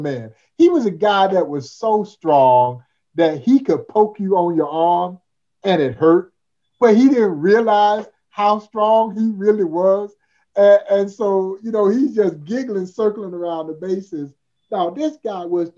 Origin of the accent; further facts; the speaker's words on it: Georgia, United States; now in Kansas City, United States; I'm a lifelong Braves fan as a kid growing up in Georgia